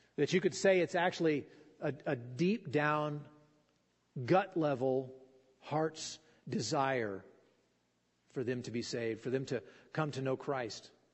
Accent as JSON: {"language": "English", "town": "Fallon", "region": "Nevada", "country": "United States", "tie": "born or raised there", "said": "I grew up in Fallon, and you know we didn't have a lot of water"}